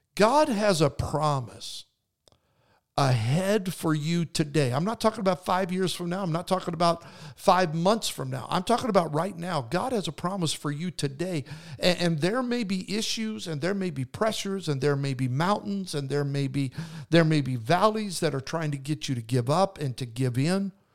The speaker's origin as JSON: {"language": "English", "region": "Idaho", "country": "United States", "tie": "born or raised there", "moved": "yes", "said": "I grew up in Idaho"}